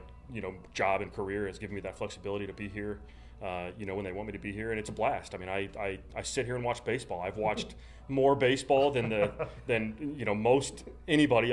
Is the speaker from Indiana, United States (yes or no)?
yes; West Lafayette, Indiana, United States; we grew up here in West Lafayette. Went to Harrison High School, local school here in Tippecanoe County. I've stuck around my entire life.